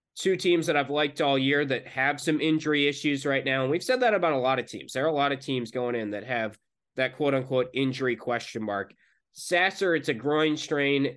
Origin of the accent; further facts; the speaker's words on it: North Carolina, United States; moved away; I grew up in North Carolina